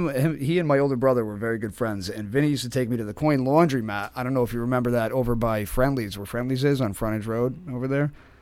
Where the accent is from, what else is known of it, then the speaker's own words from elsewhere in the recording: East Haven, Connecticut, United States; I am born and raised in East Haven.